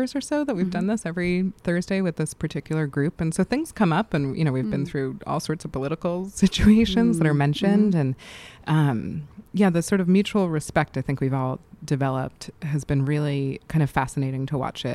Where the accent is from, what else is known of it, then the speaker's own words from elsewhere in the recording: New York City, New York, United States; moved away as an adult; I grew up in New York City.